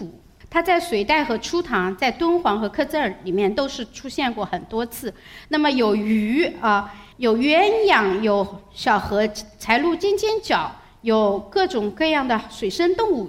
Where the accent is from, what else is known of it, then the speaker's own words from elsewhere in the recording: China; 我们中国人是很老老实实把猪头牛头砍下来捧着走过去到祖庙里去